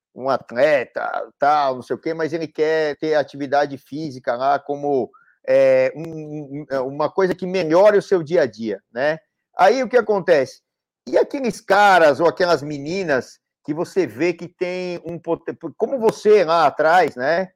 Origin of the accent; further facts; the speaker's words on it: São Paulo, Brazil; mesmo sendo paulistano aqui, paulista e paulistano